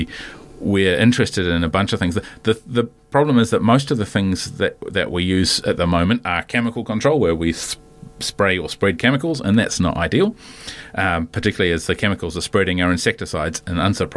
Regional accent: Wellington, New Zealand; also born or lived in Canada / London; I grew up in the back end of Wellington

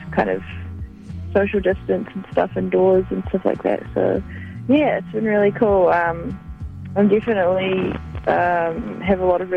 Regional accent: New Zealand; moved away as an adult; now in Los Angeles, United States; I'm a musician from New Zealand

